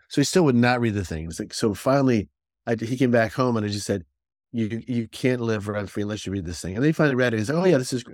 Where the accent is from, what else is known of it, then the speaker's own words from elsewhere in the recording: Northeast, United States; now in Connecticut, United States; I grew up in the Northeast, right? So, I live here in Connecticut